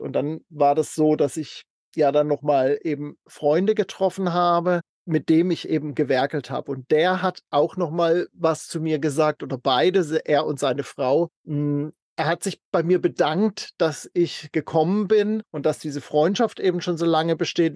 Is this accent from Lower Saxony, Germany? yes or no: no; near Freiburg im Breisgau, Baden-Württemberg, Germany; FR ist dann auch noch aus meiner Heimat, das ist der Nachbarkreis aus in, äh, Freiburg in Breisgau.